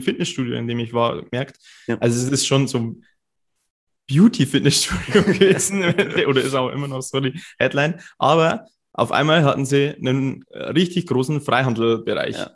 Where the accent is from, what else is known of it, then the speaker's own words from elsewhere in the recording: Cham, Bavaria, Germany; moved away as an adult; also born or lived in Bayreuth; Ich komme aus Kaam, das ist so zwei Stunden fast weg.